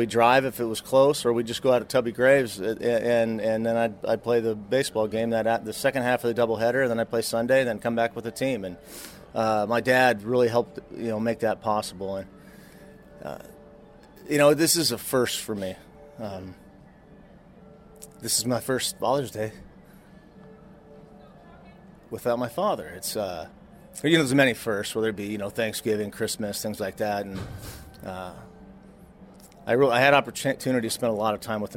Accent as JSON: {"language": "English", "town": "Seattle", "region": "Washington", "country": "United States", "tie": "born or raised there", "said": "being local, growing up in the Northwest"}